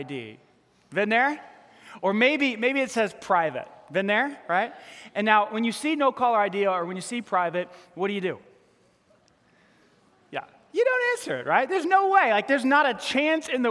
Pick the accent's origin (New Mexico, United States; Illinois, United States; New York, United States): New York, United States; accent: New York; My New York accent.